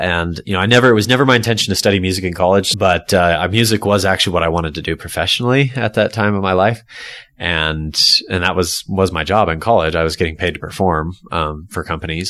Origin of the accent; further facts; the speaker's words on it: California, United States; moved away as an adult; now in Utah, United States; I grew up in California